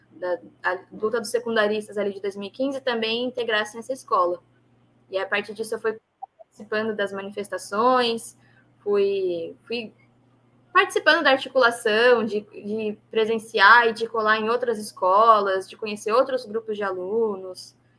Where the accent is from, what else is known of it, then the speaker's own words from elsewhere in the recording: São Paulo, Brazil; eu nasci na Zona Oeste de São Paulo, na capital mesmo